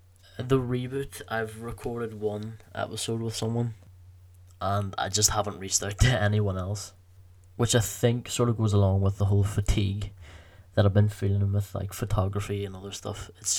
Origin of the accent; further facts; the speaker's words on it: Belfast, Northern Ireland, United Kingdom; The podcast would be called Belfast's Finest, because we're both from Belfast